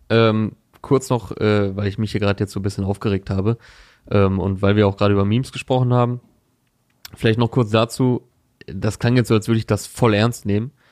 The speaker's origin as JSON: {"language": "German", "region": "Berlin", "country": "Germany", "said": "Also ich als Berliner."}